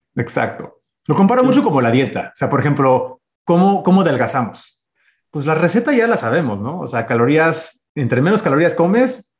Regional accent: United States; nací, de hecho, en Estados Unidos. Soy el, primer gringo este, ciudadano nacido aquí en Estados Unidos.

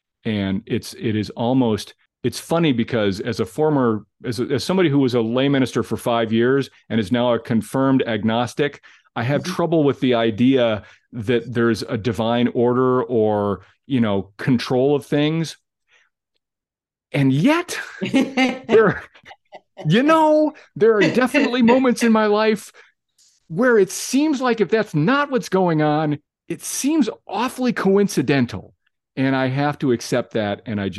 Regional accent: Glenview, Illinois, United States; I grew up in Glenview, and even at Pleasant Ridge Elementary School, I knew of Nutrier.

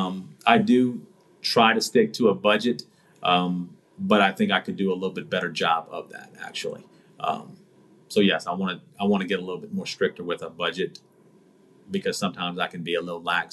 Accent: United States; growing up in America

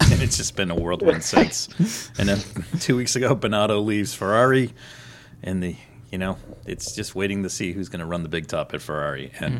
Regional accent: New England, United States; we're from New England.

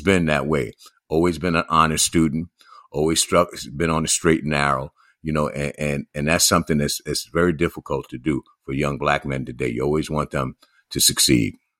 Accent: New York City, New York, United States; growing up in New York City myself

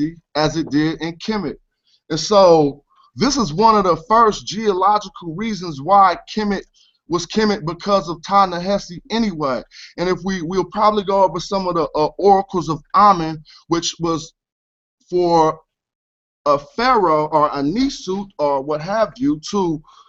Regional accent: Oakland, California, United States; I was from Oakland, California

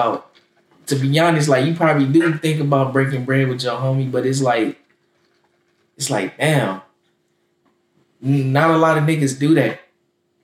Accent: Jacksonville, Florida, United States; I'm from Jacksonville, Florida. You know what I'm saying? You know, I grew up on the north side

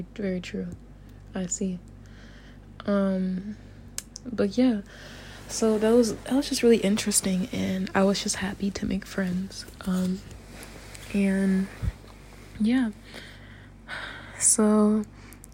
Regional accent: United States; moved away as an adult; now in Japan; me being very American

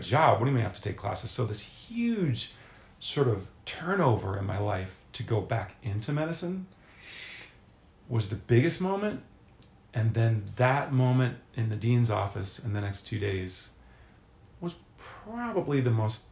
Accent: Philadelphia, Pennsylvania, United States; moved away as an adult; also born or lived in Manhattan / Charlottesville; Philadelphia, Pennsylvania, where I'd spent my entire life

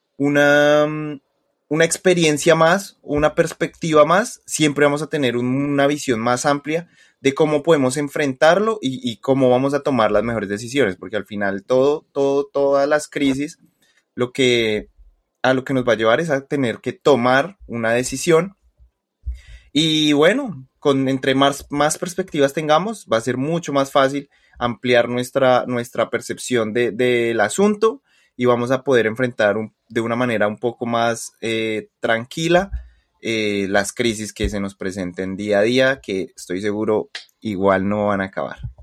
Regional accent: Colombia; soy colombiano, a mucho con mucho orgullo

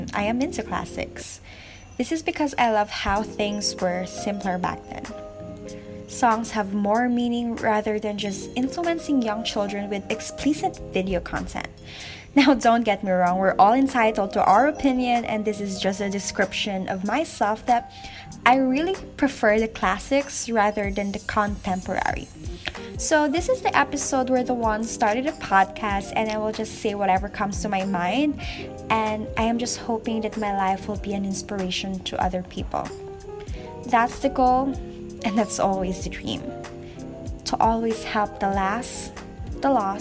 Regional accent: Philippines; from the Philippines

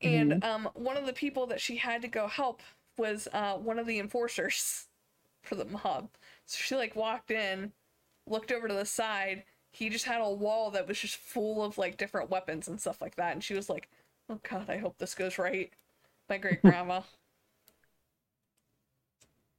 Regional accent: Youngstown, Ohio, United States; I'm from Youngstown. We're right in the middle of the steel belt

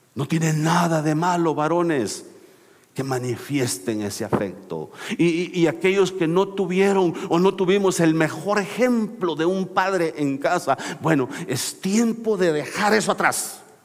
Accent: El Salvador; also born or lived in Mexico City, Mexico; now in United States; soy salvadoreño

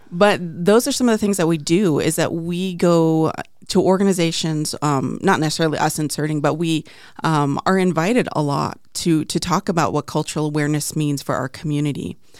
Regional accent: Navajo Nation, United States; also born or lived in Crownpoint, New Mexico / Arizona; now in Phoenix, United States; I'm Plain Navajo

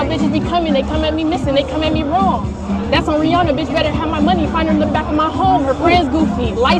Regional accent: Compton, California, United States; I'm a female artist, and I'm from Compton.

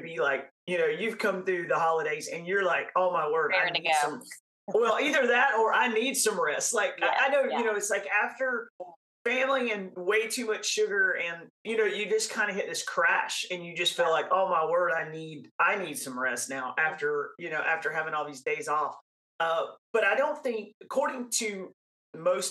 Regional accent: North Carolina, United States; I was raised in North Carolina

